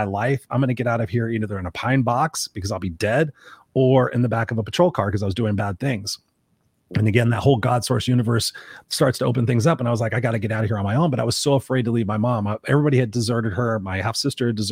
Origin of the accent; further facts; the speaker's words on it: Inglewood, California, United States; I grew up in Inglewood where I was the only white kid in a black neighborhood